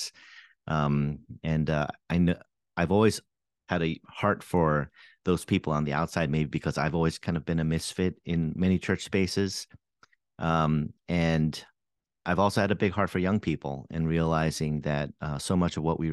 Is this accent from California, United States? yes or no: no; New York City, New York, United States; also born or lived in Seoul, South Korea / Boston area; now in Boston, United States; I grew up in the New York City area and actually spent a little bit of time in Seoul, Korea as well, and came back here for college